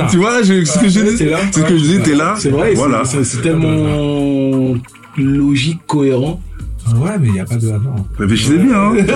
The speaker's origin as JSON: {"language": "French", "country": "Benin", "tie": "born or raised there", "also_born_or_lived": "Saint-Cloud, France", "said": "je suis né à Saint-Cloud et, euh, et j'ai été élevé par mes grands-parents au Bénin, parce que je suis, je suis allé au Bénin à l'âge de 6 mois"}